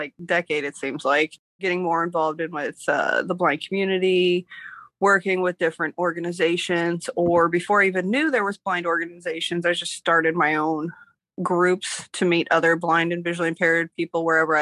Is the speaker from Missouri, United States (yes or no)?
yes; Missouri, United States; moved away; I born and raised in Missouri, but I've lived a few different places